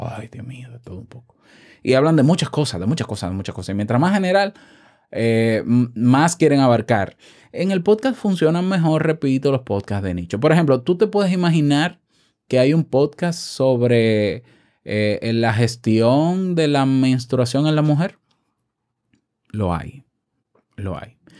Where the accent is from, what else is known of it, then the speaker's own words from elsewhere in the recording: Dominican Republic; accent: dominicano; en mi país, República Dominicana